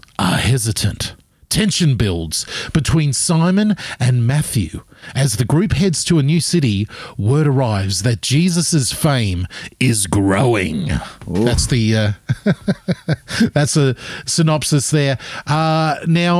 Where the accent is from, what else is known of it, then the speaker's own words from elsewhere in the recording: Gold Coast, Queensland, Australia; I grew up on the Gold Coast.